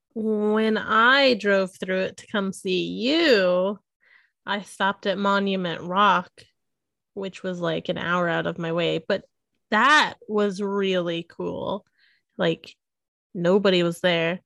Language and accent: English; Missouri, United States; I'm, you know, born and raised in Missouri